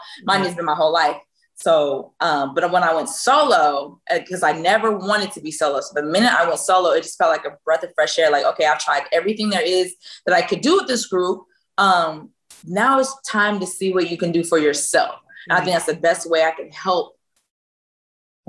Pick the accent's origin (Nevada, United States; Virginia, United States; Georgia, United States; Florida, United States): Virginia, United States; moved away; I'm from Virginia